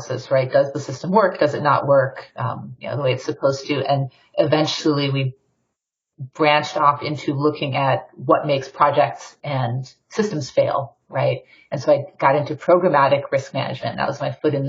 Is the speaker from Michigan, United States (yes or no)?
yes; Detroit, Michigan, United States; I'm originally from Detroit, Michigan